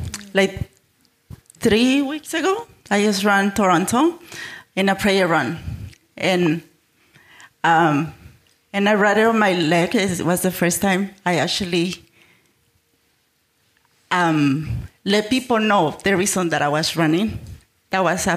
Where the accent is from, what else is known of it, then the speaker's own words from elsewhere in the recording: Mexico; now in United States; I'm from Mexico, so I'm an immigrant. And I've been living in the States for the past 26 years